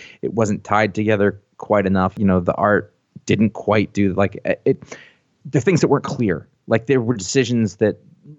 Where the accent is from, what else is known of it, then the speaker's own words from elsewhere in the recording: New England, United States; Oh, but I grew up in New England. Well, that's fucking appropriate. I fucking live here.